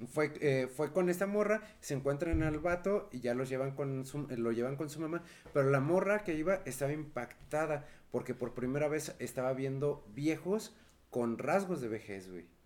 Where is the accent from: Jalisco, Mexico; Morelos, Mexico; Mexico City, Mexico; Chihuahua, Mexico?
Mexico City, Mexico; siendo chilangos, no